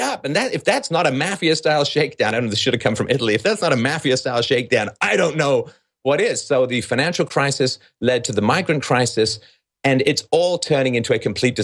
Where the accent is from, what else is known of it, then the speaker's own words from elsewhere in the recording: England, United Kingdom; moved away; I grew up in England